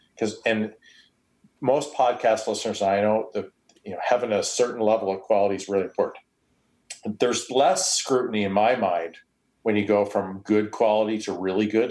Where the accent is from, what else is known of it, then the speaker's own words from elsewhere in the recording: Canada; accent: Canadian; I'm Canadian